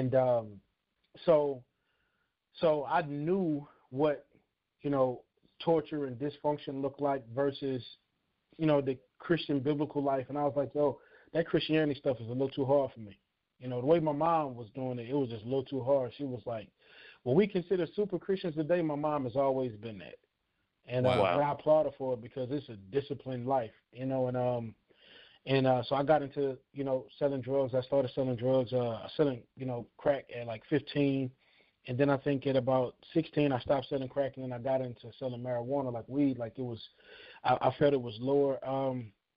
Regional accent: Houston, Texas, United States; moved away as an adult; also born or lived in California; I'm from Houston, Texas, born and raised

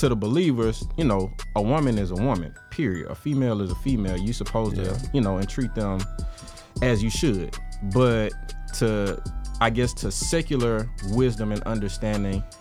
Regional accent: Atlanta, Georgia, United States; I'm from Atlanta, so I was raised in it

